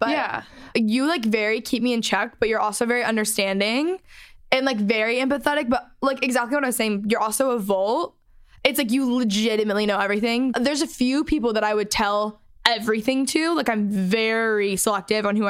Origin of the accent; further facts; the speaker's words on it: McKinney, Texas, United States; we grew up in McKinney, Texas, North Dallas